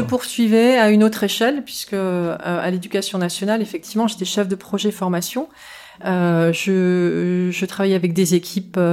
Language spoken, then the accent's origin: French; France; j'ai bénéficié de cette double culture en grandissant en France